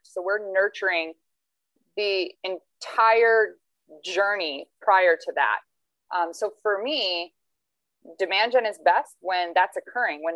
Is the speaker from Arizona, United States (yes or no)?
yes; Phoenix, Arizona, United States; also born or lived in Toledo, Ohio; I was born and raised in Phoenix, Arizona